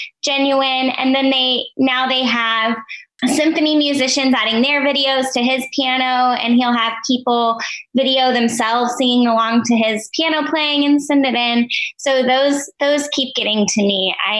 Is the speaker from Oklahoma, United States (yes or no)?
yes; Stillwater, Oklahoma, United States; I grew up in Stillwater, but my parents would take us to Oklahoma City and Tulsa to see these Broadway shows that would come through.